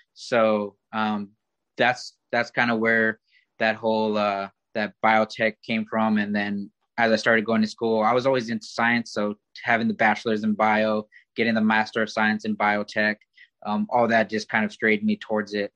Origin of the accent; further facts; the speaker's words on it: Oxnard, California, United States; I grew up in in Oxnard, California